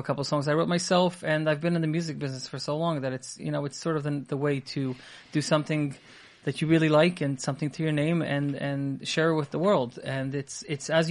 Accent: Israel; moved away as an adult; I grew up in Eretz Yisrael.

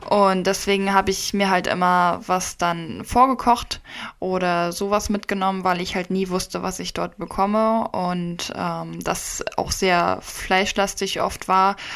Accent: Stralsund, Mecklenburg-Vorpommern, Germany; also wir kommen ja direkt aus dem Norden, Stralsund.

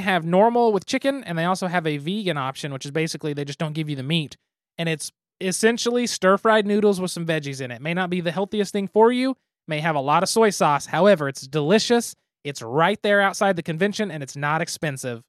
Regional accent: Midwest, United States; I'm from the Midwest

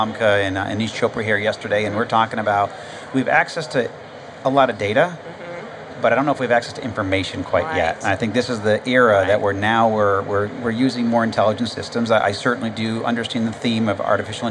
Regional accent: Atlanta region, Georgia, United States; We're both from Georgia in the Atlanta region

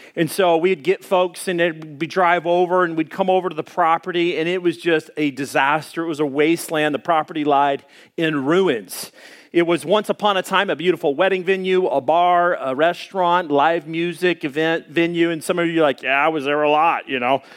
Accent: Arkansas, United States; moved away; I grew up back in Arkansas. We had forty acres of woodland.

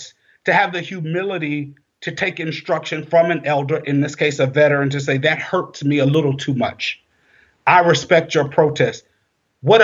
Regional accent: South Carolina, United States; I grew up in South Carolina

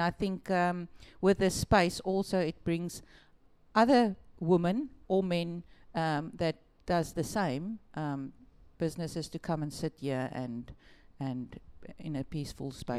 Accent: Malmesbury, Western Cape, South Africa; also born or lived in Melkbosstrand; we lived in Malmesbury. I was there in school.

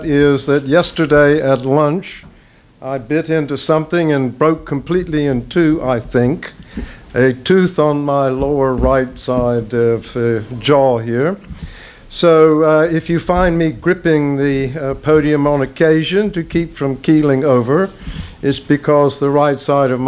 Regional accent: Southern United States, United States; also born or lived in North Carolina; I'm a Southerner. I am indeed

